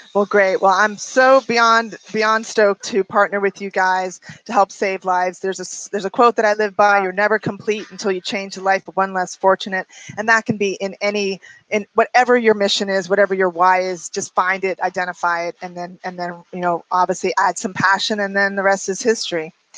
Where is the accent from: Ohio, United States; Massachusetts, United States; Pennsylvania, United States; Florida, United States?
Florida, United States; Miami; I grew up in Miami